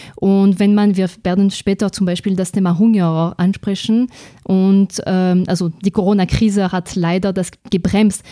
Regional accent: France; German is a second language; moved away as an adult; now in Austria; ich komme aus Frankreich zuerst, muss ich sagen, weil ich glaube, dass man das eigentlich gleich hört äh, bei meiner Sprache. Ich bin in Österreich seit zwölf Jahren

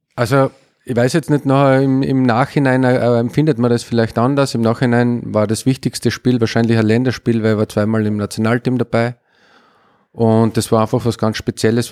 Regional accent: Upper Styria, Austria; now in Graz, Austria; ich bin aus der Obersteiermark zum GRK gewechselt in jungen Jahren

